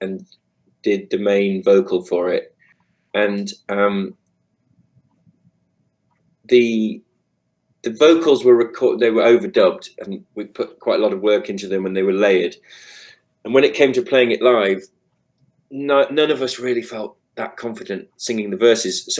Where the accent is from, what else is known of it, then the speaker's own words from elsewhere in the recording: United Kingdom; us being British guys playing soul music